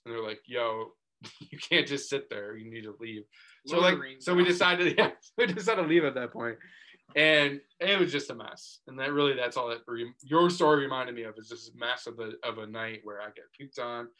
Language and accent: English; Binghamton, New York, United States; I grew up in the Binghamton area.